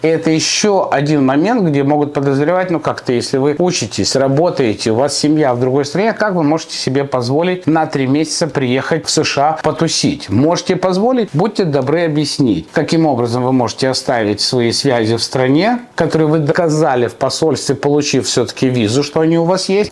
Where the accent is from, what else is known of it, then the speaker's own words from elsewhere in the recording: Odesa, Odesa Oblast, Ukraine; now in United States; Я родился в Одессе, мы там все разговариваем руками